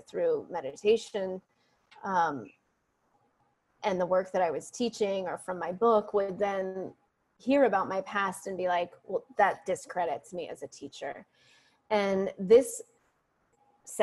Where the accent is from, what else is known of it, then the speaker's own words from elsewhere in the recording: San Francisco, California, United States; I'm from San Francisco